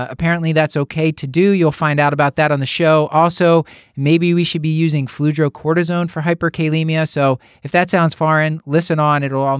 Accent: Philadelphia, Pennsylvania, United States; here in my hometown of Philadelphia, Pennsylvania.

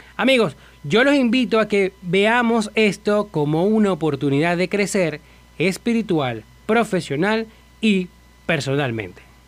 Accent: Venezuela

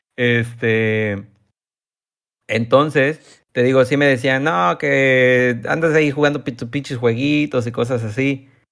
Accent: Tabasco, Mexico; yo soy de México

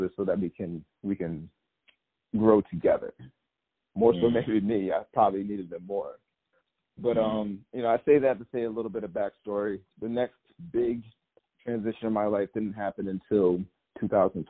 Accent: upstate New York, United States; I grew up in upstate New York and still live in upstate New York right now

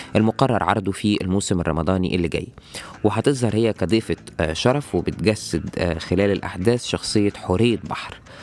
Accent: Egypt; عندنا في مصر

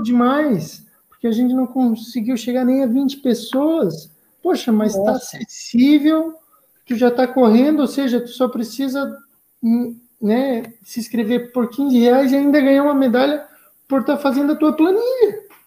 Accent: Joinville, Santa Catarina, Brazil; eu, cresci em Joinville. Cresci em Joinville, esse ano eu faço 40 anos, ou seja, 40 anos de Joinville.

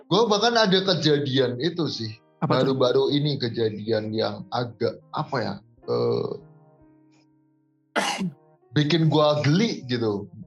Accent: Indonesia; saya juga orang Indo

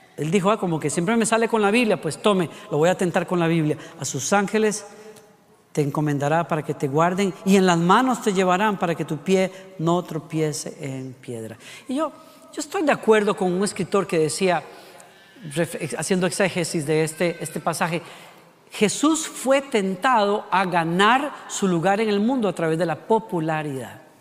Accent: Costa Rica; La tapa del perol, decimos en Costa Rica

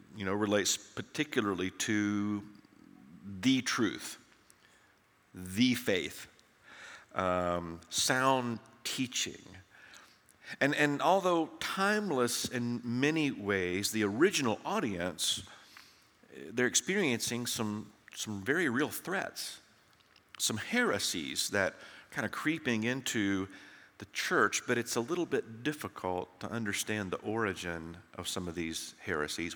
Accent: Tennessee, United States; now in Texas, United States; When I grew up in Tennessee

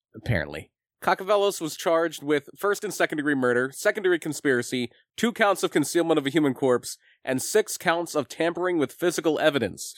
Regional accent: Lima, Pennsylvania, United States; I was born in Lima

